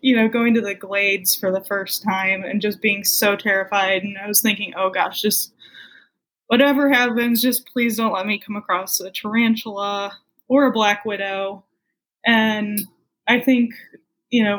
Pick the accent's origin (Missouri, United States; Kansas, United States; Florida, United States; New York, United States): Missouri, United States; St. Louis; Born and raised in St. Louis